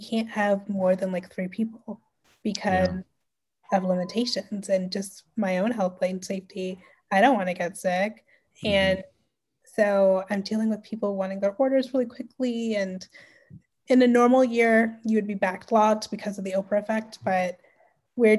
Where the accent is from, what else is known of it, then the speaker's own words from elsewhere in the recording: Canada; especially being Canadian